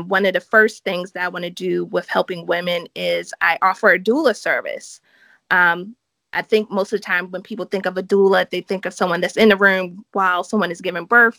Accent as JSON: {"language": "English", "town": "Baltimore", "region": "Maryland", "country": "United States", "tie": "born or raised there", "moved": "as an adult", "said": "I'm from Baltimore, Maryland, which is in the United States."}